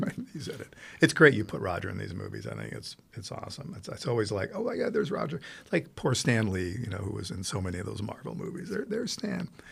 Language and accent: English; Italy; moved away; growing up in Italy, I saw so many wonderful movies, first in Italian